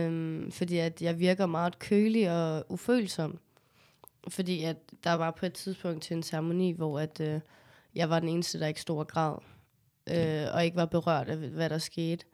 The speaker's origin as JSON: {"language": "Danish", "town": "Copenhagen", "region": "Capital Region of Denmark", "country": "Denmark", "tie": "born or raised there", "said": "jeg er jo født og opvokset på Amager"}